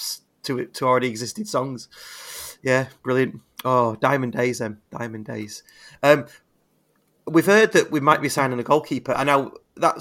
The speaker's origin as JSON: {"language": "English", "area": "Bridgehall and Brinnington", "region": "North West England", "country": "United Kingdom", "tie": "born or raised there", "said": "I grew up in Bridgehall and Brinney, and they didn't deliver free papers in those areas"}